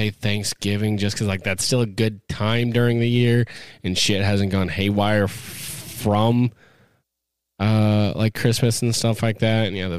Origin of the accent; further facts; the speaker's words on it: Orange City, Iowa, United States; I was born here in Orange City.